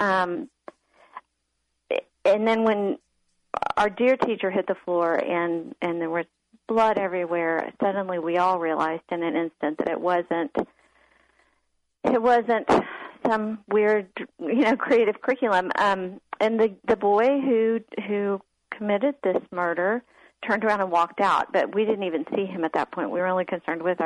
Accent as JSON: {"language": "English", "town": "Austin", "region": "Texas", "country": "United States", "tie": "born or raised there", "said": "I grew up in Austin, was a sleepy town back then, and I had a safe little neighborhood"}